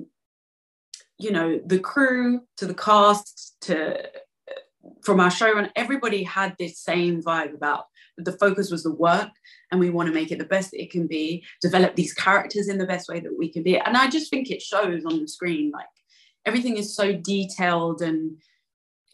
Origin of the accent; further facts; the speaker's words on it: London, United Kingdom; accent: East End; my East End accent